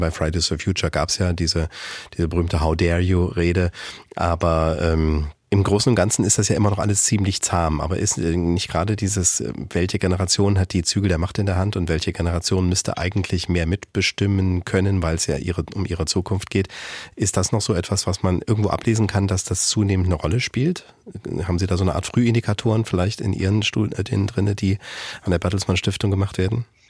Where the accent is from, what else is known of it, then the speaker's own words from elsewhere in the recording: Thuringia, Germany; moved away; aus meiner Heimat, die in Thüringen allerdings liegt